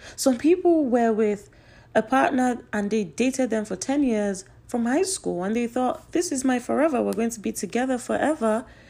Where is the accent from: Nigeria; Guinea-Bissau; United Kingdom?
Nigeria; I'm Nigerian